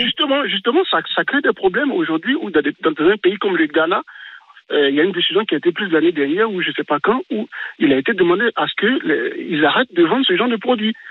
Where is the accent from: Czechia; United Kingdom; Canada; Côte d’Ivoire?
Côte d’Ivoire; also born or lived in France; now in Paris, France; moi, je suis ivoirien et j'ai passé toute mon enfance en Côte d'Ivoire avant d'arriver en France.